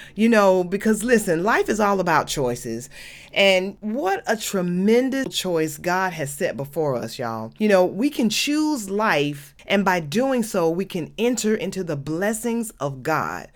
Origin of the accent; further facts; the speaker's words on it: Atlanta, Georgia, United States; when I was a child growing up in Adamsville